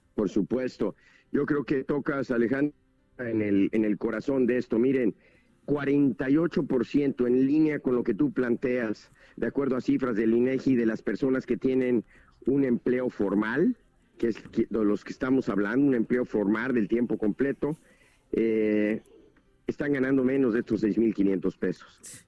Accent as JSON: {"language": "Spanish", "country": "Mexico", "said": "como mexicanos"}